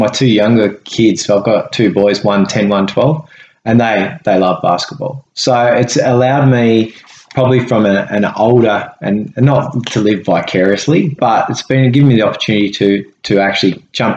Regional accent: Devonport, Tasmania, Australia; I grew up in Jared Court.

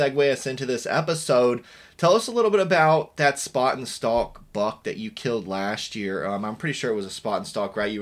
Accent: Virginia, United States; I grew up in Virginia

